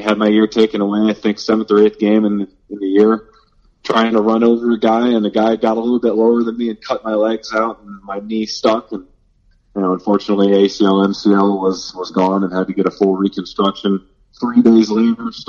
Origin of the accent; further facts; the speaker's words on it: North Canton, Ohio, United States; I was born and raised in North Canton, so just down the road from the Football Hall of Fame